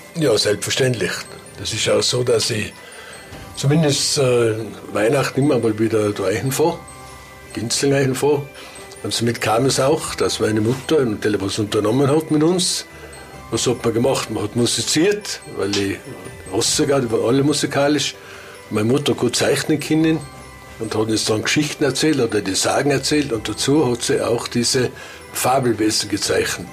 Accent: Ginzling, Tyrol, Austria; meine Heimat, wo ich aufgewachsen bin, in Ginzing drin, in dem Rostock, sehr abgeschieden

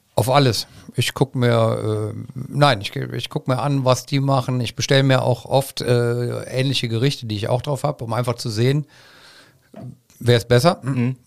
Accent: Cologne, North Rhine-Westphalia, Germany; ich bin auf der Luxemburger Straße groß geworden

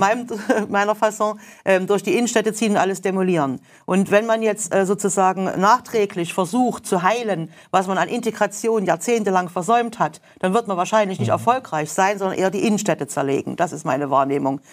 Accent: Germany; ich mich gerne als Deutscher

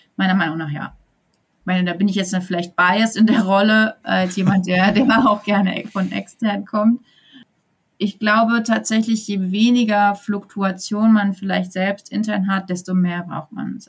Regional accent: Sauerland, North Rhine-Westphalia, Germany; moved away as an adult; also born or lived in eastern Germany / Cologne; now in Gütersloh area, Germany; ich komme aus dem Sauerland ursprünglich

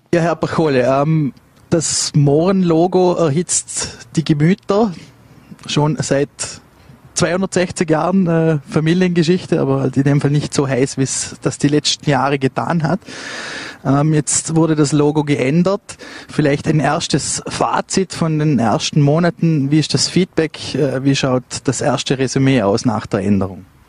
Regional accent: Vorarlberg, Austria; als Vorarlberger

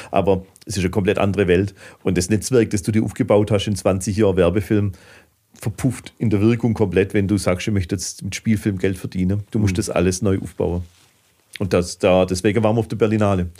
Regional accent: Heilbronn, Baden-Württemberg, Germany; meine Heimat

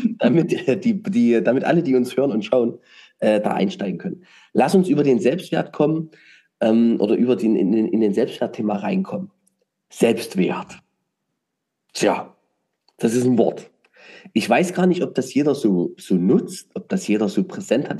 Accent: Saxony, Germany; als Sachse

